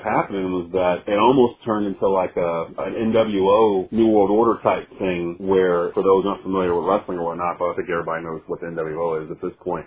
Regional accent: Kernersville, North Carolina, United States; in my hometown in Kernersville

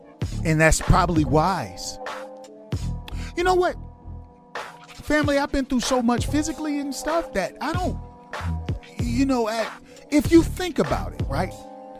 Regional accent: New York City, New York, United States; I'm a New Yorker, man. We eat piping hot pizza out the oven.

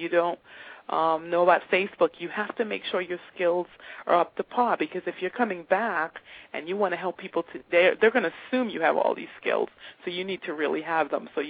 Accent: Trinidad & Tobago; born there; I thought I knew the Caribbean. Oh, my gosh, I was born in Trinidad. I know the Caribbean.

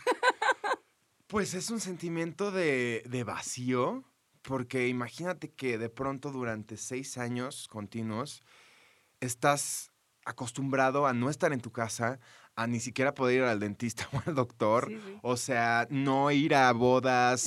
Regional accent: McAllen, Texas, United States; en Texas, eh, de donde yo soy, en McAllen

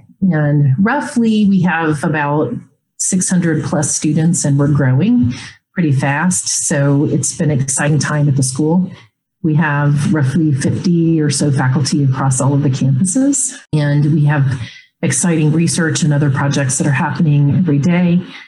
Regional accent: Tulsa, Oklahoma, United States; moved away as an adult; I'm actually from Tulsa originally, but I had lived in Tulsa for about 20 years.

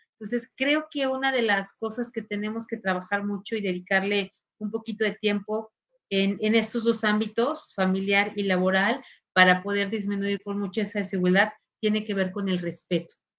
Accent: Mexico; soy mexicana

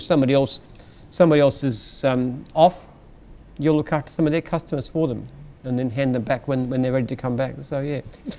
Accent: Australia; I think Australia's a great country. I mean, there's a lot of problems that we have, but we're one of the most fortunate countries in the world.

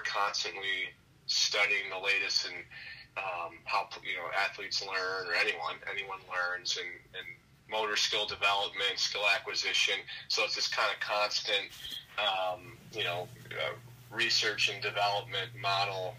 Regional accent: Rochester, New York, United States; I'm from Rochester, New York, and I was playing on a Buffalo, New York team that year

